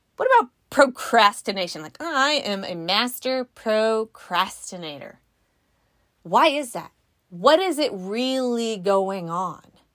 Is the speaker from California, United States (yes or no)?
yes; California, United States; We're from California